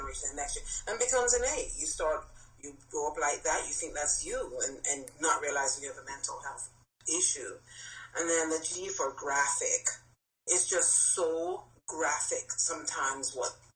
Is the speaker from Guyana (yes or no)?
no; Jamaica; moved away; I'm Jamaican, so coming from an island like way in Jamaica, in the country